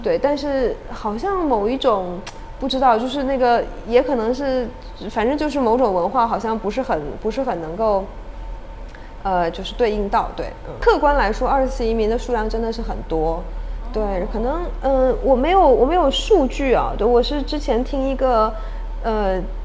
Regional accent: China; moved away as an adult; also born or lived in Hong Kong; now in Taiwan; 我出生成长在中国大陆，嗯。然后我在香港念书工作，然后我现在暂时居住在 在台湾

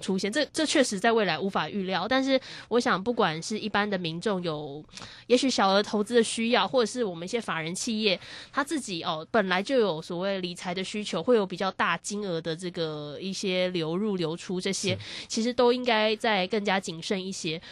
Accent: Taiwan; 我们台湾人很爱买的那些

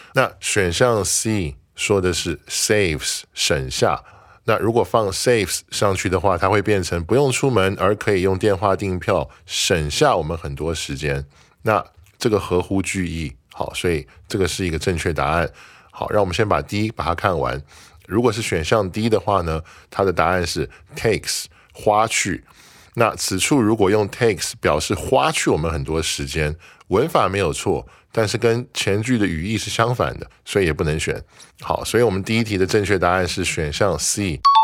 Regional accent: Taiwan; 我们可以说 We're all nationals of Taiwan，我们都是台湾的国民。

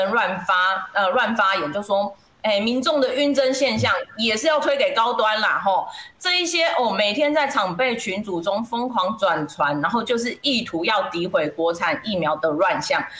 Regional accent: Taiwan; 身为台湾人，

